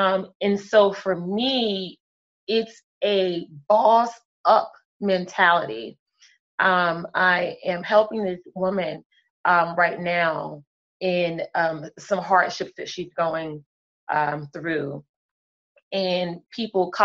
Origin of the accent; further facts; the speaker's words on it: Cape Charles, Virginia, United States; I am from Cape Charles, Virginia.